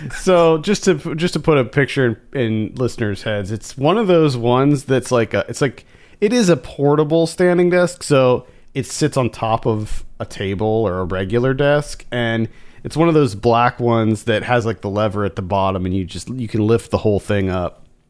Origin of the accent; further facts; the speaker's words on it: Central Pennsylvania, United States; moved away; where we grew up in Pennsylvania